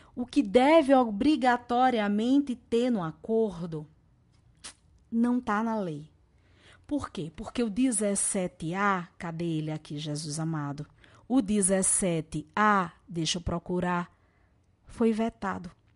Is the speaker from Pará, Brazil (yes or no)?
no; Natal, Rio Grande do Norte, Brazil; accent: Natal accent; Eu sou do Nordeste, esse sotaque é lá de Natal e a gente fala mangá